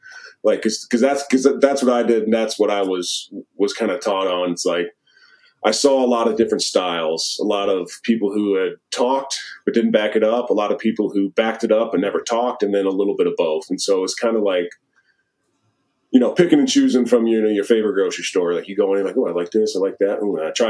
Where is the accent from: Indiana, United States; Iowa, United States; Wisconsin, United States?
Wisconsin, United States; but like I grew up in Wisconsin watching how they work, watching how they get after it, how they play.